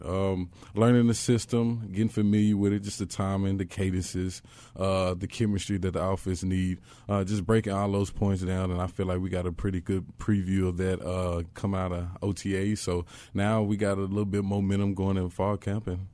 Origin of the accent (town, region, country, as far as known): Texas, United States; born or raised there; moved away as an adult; also born or lived in Los Angeles, California